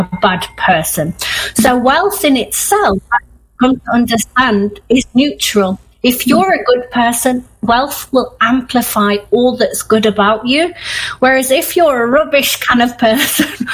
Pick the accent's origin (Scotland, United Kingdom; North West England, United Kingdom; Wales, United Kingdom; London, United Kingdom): North West England, United Kingdom; Manchester; moved away; also born or lived in Yorkshire; I grew up in Manchester as an avid Manchester United fan